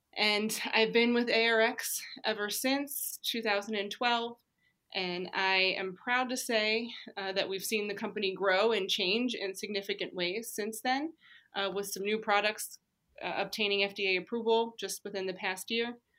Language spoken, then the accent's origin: English; Pennsylvania, United States; I grew up in Pennsylvania, went to school in Pennsylvania